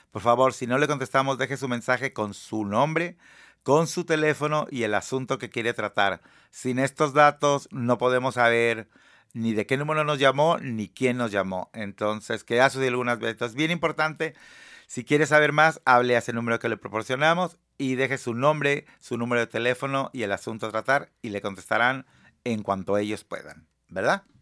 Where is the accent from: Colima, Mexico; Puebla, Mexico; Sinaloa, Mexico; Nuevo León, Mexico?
Colima, Mexico; Tecomán; Yo soy de Tecomán, Colima.